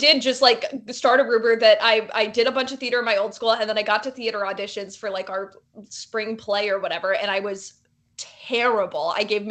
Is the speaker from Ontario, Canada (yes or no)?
yes; Toronto, Ontario, Canada; also born or lived in New Jersey, United States / Illinois, United States; I was born in New Jersey, but I was raised. We moved around a ton, so I spent a bunch of time in sort of like northern Illinois, and then we moved up to Toronto, and that was sort of where I finished up high school.